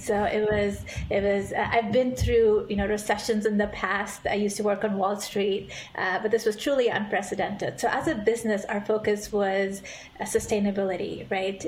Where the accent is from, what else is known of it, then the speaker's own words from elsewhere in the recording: India; now in San Francisco, United States; I grew up in India eh, in a family full of doctors